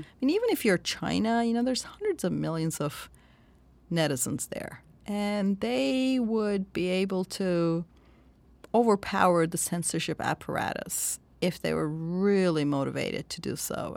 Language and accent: English; Turkey; born or raised there